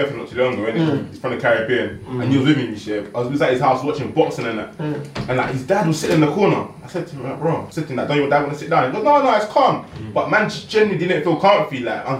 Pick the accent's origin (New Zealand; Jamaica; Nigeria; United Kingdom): Nigeria; Delta; see where I come from, we're from Delta, innit? We don't really do that.